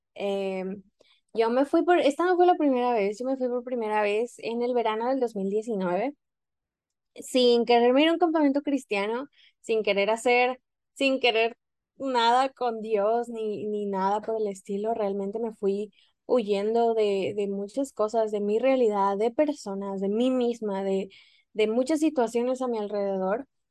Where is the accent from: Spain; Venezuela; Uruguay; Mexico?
Mexico; moved away; yo siendo mexicana